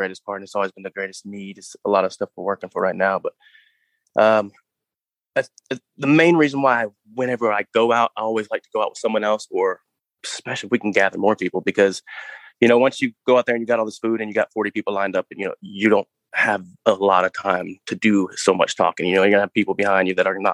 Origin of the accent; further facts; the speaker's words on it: Texas, United States; My dad stayed in Texas